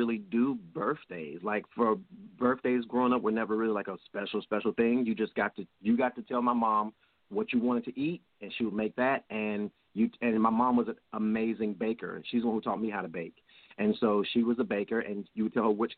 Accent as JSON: {"language": "English", "region": "Georgia", "country": "United States", "tie": "born or raised there", "said": "I'm from Georgia, born and raised."}